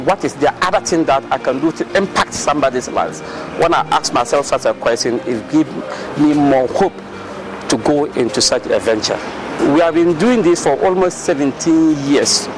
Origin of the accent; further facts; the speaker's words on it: Dondoli community, Upper West, Ghana; I am from Dondoli community, a suburb of one municipality in Upper West region of Ghana